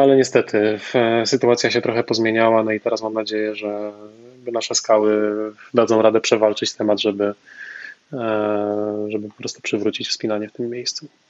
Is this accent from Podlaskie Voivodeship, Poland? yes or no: no; Częstochowa, Silesian Voivodeship, Poland; pochodzę z Częstochowy